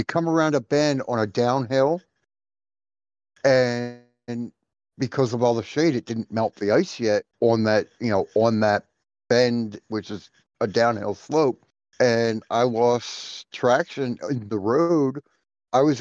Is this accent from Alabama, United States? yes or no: no; Philadelphia, Pennsylvania, United States; I grew up in Philly.